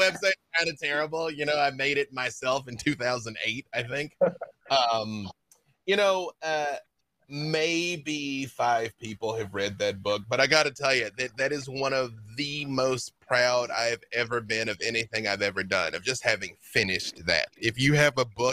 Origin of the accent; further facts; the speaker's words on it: Little Rock, Arkansas, United States; moved away; growing up in Little Rock, I grew up with all the band members of ….